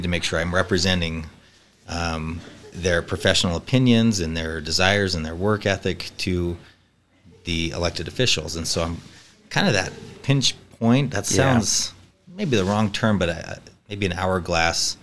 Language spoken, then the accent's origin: English; Riverton, Utah, United States; now in Riverton, Wyoming, United States; I'm from Riverton, Utah